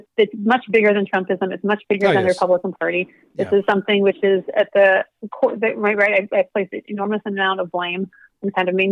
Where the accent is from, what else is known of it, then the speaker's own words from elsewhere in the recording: South Dakota, United States; growing up in South Dakota